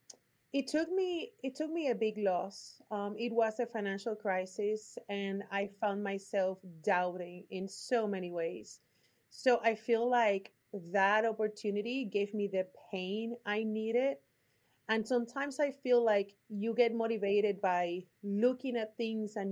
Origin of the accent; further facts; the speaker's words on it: Puerto Rico; accent: Puerto Rican; English is a second language; now in Austin, United States; My accent is from Puerto Rico